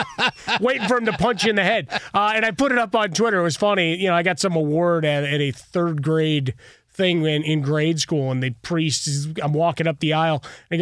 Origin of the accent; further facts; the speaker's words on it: Chicago, Illinois, United States; for me, growing up in Chicago, there's certain players that have that.